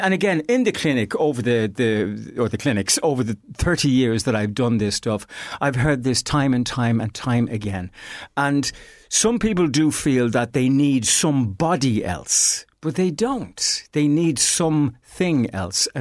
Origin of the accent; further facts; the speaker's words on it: Ireland; as Irish people